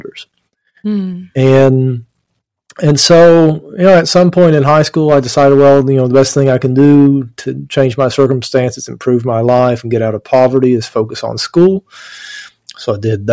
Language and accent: English; Appalachian Mountains, East Kentucky, United States; I grew up in the Appalachian Mountains in East Kentucky, coal mining country